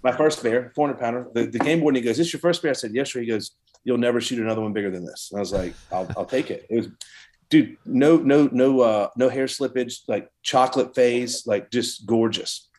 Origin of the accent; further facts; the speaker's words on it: Savannah, Georgia, United States; I'm from Savannah, Georgia